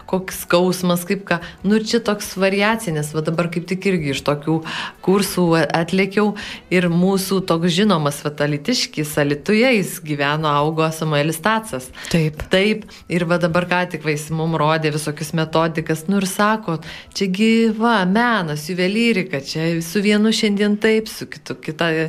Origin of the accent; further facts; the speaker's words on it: Alytus, Alytus County, Lithuania; Pasakiau, kad aš iš Alitausinai